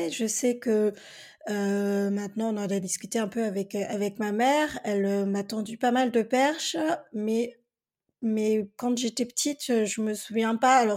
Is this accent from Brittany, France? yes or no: yes; Perros-Guirec, Brittany, France; also born or lived in Bolivia; j'ai grandi donc à, à Péros, en Quai dans les Côtes d'Armor, et j'étais la seule née en Amérique du Sud à l'époque